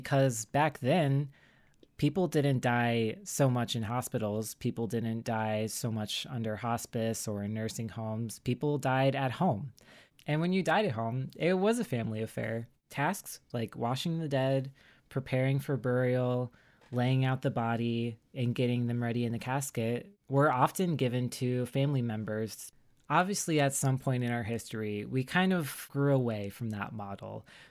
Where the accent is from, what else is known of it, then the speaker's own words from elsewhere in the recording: the South, United States; I talked about how I grew up like in the South on the East Coast, so around like the Civil War battlegrounds and stuff like that.